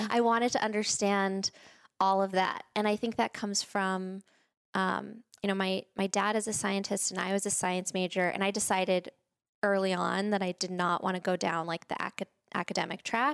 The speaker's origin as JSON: {"language": "English", "town": "Spring", "region": "Texas", "country": "United States", "tie": "born or raised there", "also_born_or_lived": "Boston / San Francisco", "moved": "as an adult", "said": "I grew up in Texas, in Spring, Texas"}